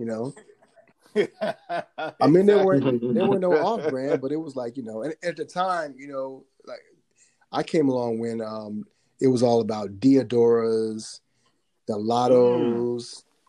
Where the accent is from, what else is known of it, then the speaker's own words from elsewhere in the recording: Mississippi, United States; also born or lived in Alabama / Tennessee; So I grew up in Mississippi and Alabama, a little bit of time in Tennessee.